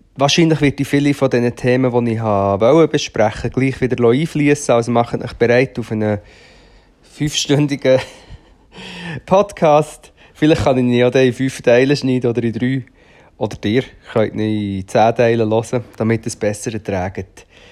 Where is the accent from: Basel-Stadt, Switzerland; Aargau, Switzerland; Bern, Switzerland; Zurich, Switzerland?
Aargau, Switzerland; Rothrist; moved away; ich bin ja dort in der Nähe aufgewachsen, also nicht vom Böschli, aber von Trist